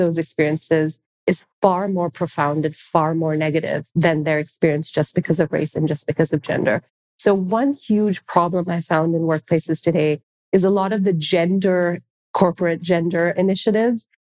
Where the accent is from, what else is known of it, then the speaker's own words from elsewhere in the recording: Singapore; now in United States; So, I say this because I present as Indian. I was born in Singapore. I'm actually Singaporean, so I'm an immigrant to this country.